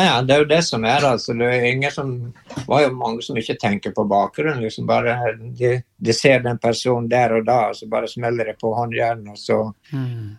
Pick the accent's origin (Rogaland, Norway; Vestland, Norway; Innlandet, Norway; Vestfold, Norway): Vestland, Norway; Brekke parish; moved away as an adult; also born or lived in Bergen / Canmore, Canada; jeg er født i Brekke sogn, som uh, er sted, det stedet hvor det regner mest i Norge